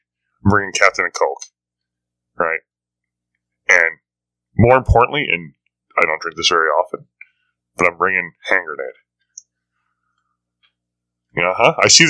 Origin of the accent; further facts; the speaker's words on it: Wisconsin, United States; we're from Wisconsin